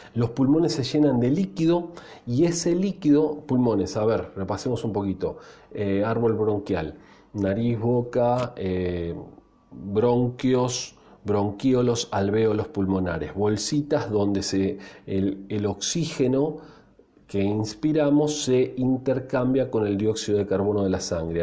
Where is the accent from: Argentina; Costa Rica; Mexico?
Argentina